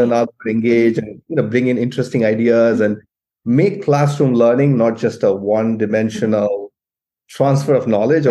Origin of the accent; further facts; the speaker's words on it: India; moved away as an adult; now in United States; I grew up in India, I came to the US, I'm mm-hmm. still mm-hmm. connected to my family in India.